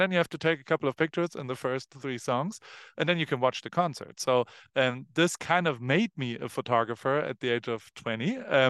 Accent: Heidelberg, Baden-Württemberg, Germany; Okay, so I grew up in Germany, in Heidelberg

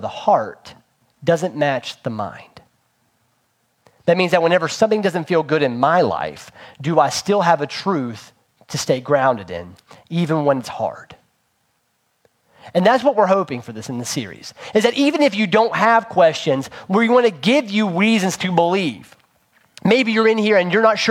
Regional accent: Princeton, West Virginia, United States; moved away; where we grew up in Princeton, West Virginia.

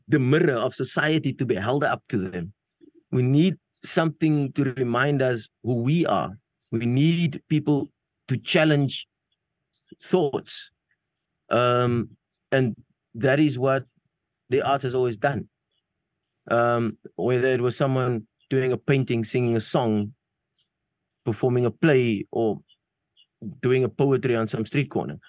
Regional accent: South Africa; first language Afrikaans; English is a second language; I'm from South Africa.

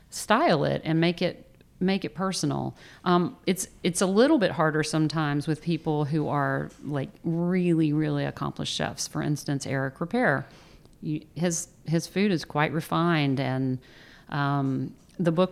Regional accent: the South, United States; as a Southerner who understands gravy, I never thought that's exactly what he's doing.

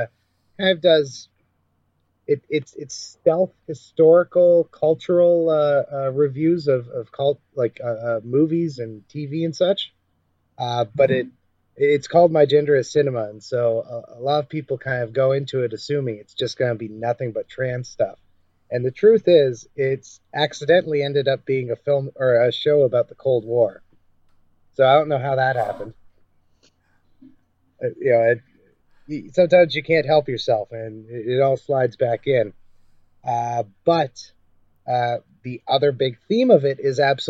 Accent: Canada; I'm a Canadian journalist

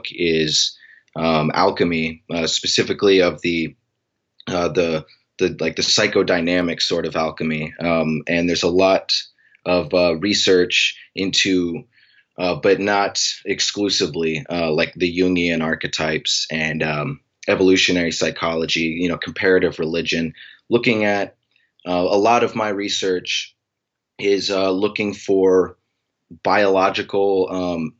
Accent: Anchorage, Alaska, United States; I'm from Anchorage, Alaska

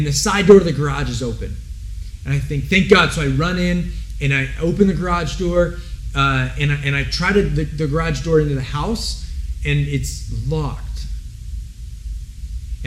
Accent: Santa Rosa, California, United States; also born or lived in Denver, Colorado; I grew up here in Santa Rosa

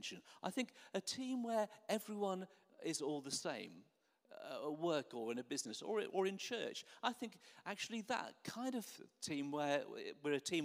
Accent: Norwich, East of England, United Kingdom; I grew up in Norwich, so I used to go and watch Norwich City play football

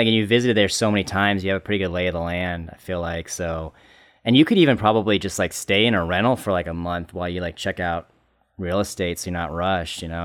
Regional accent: San Diego, California, United States; moved away as an adult; also born or lived in Orange County, California; I grew up in San Diego and Orange County, and I came up here specifically because it was too fucking hot

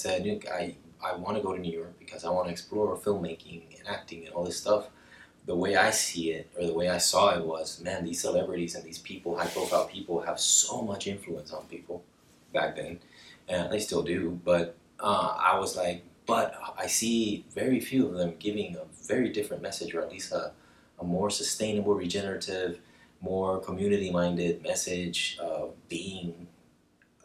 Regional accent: Cartagena, Bolívar, Colombia; I grew up in Colombia, in Cartagena.

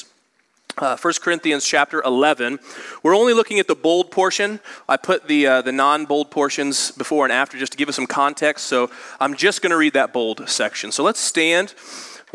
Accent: Indianapolis, Indiana, United States; I grew up in Indianapolis

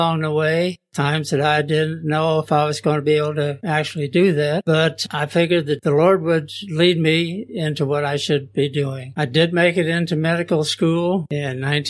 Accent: Seattle, Washington, United States; born in 1930 in Seattle, Washington, the beautiful city of Seattle

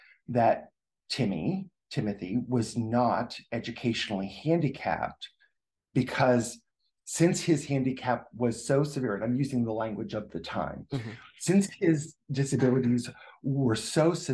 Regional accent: Rochester, New Hampshire, United States; that's my hometown

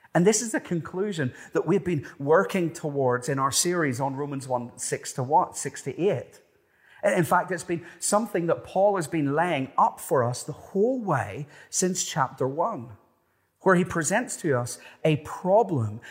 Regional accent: Ireland; moved away as an adult; also born or lived in Cronulla, Australia; Being Irish, I spent pretty much no time in the water growing up

